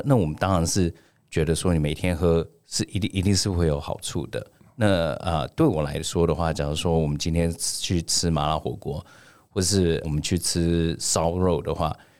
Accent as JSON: {"language": "Chinese", "country": "Taiwan", "said": "是因为我觉得第一个，我们台湾人吃太油、吃太咸，然后呢吃太甜。"}